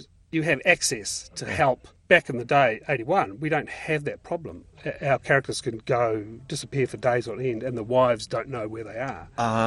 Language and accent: English; Auckland, New Zealand; also born or lived in Ōrātia; I was born in Oratea and then moved into the Midwest.